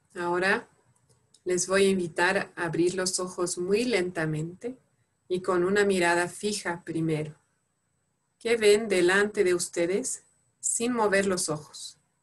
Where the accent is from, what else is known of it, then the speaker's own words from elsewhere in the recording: France; Spanish is a second language; moved away as an adult; now in Bolivia; soy francesa